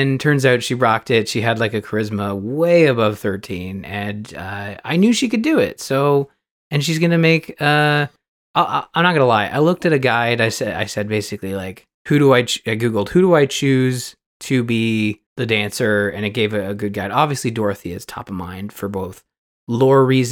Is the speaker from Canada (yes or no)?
yes; Canada; I'm Canadian